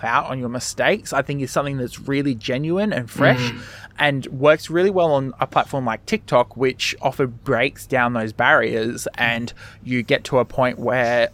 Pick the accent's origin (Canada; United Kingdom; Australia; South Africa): Australia; an Australian who works quite closely with Americans